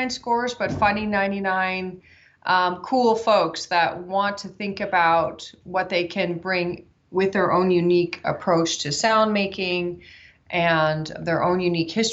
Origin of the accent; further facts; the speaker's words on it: Canada; now in West Coast, United States; I'm from Canada, but I live out in the West Coast now